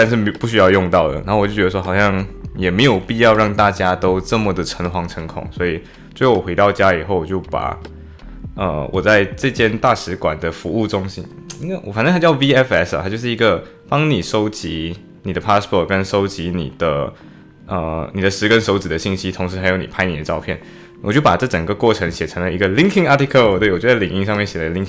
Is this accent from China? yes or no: no; Malaysia; moved away as an adult; now in United Kingdom; 我从马来西亚来到英国，已经成功来到英国以后